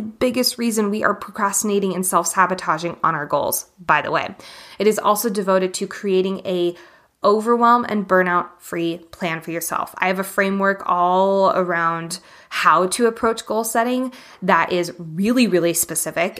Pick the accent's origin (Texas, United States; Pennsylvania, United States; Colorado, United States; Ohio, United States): Colorado, United States; Boulder; my hometown of Boulder, Colorado